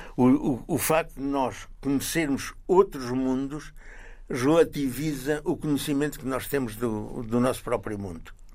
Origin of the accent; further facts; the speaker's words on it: Condeixa-a-Nova, Coimbra District, Portugal; moved away as an adult; also born or lived in France / Italy / Belgium / Algiers; eu sou de Condeixa, a Nova